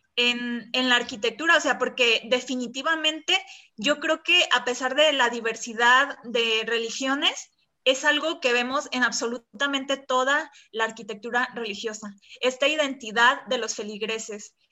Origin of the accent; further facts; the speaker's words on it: Mexico; para nosotros como mexicanos